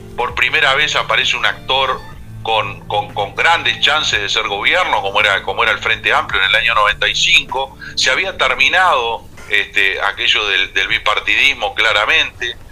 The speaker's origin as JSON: {"language": "Spanish", "region": "Maldonado", "country": "Uruguay", "said": "yo soy de Maldonado"}